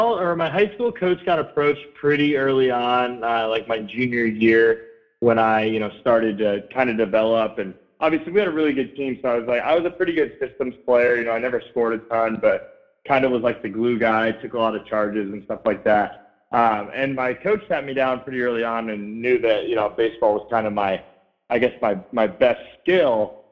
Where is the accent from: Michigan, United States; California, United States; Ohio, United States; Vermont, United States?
Ohio, United States; Columbus; born there; I was born in Columbus, Ohio, so I've kind of been riding with the Buckeyes